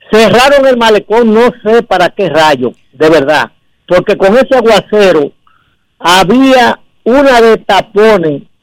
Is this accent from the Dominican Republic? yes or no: yes; Dominican Republic; yo soy dominicano y me tiene que doler este país.